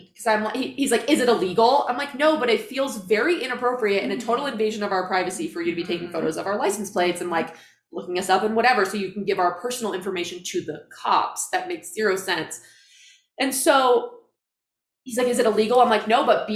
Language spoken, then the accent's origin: English; Iowa, United States; now in Salt Lake City, United States; I flew back to my hometown